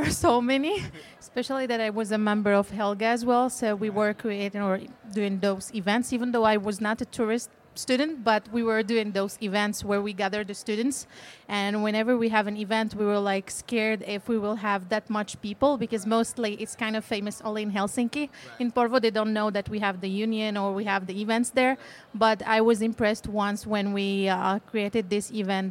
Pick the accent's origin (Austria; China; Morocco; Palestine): Morocco; moved away as an adult; now in Finland; I'm coming from Morocco. I lived there and I studied English literature